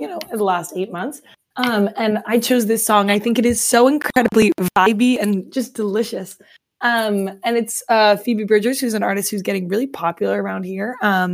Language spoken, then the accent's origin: English; Omaha, Nebraska, United States; moved away as an adult; now in Minneapolis, United States; I am originally from Omaha, Nebraska, which is right in the middle of the country